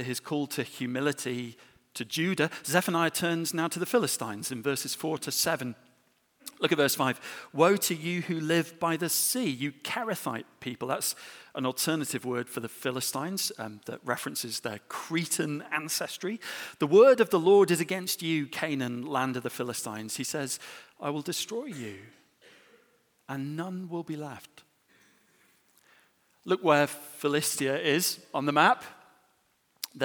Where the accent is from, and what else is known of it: England, United Kingdom